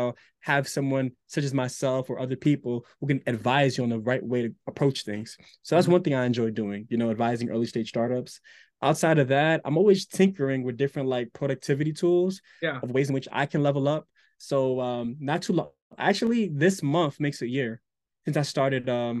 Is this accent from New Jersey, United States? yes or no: yes; Newark, New Jersey, United States; born there; I was born in Newark, lived outside of it.